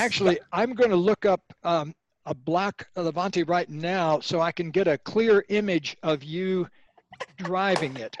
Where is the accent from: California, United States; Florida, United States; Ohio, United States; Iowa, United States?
Florida, United States; Sebring; I grew up in Florida near the Sebring Over. racetrack